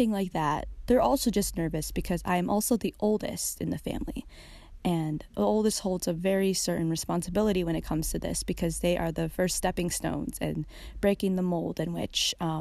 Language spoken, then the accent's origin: English; United States; As a girl growing up in America as a Filipino American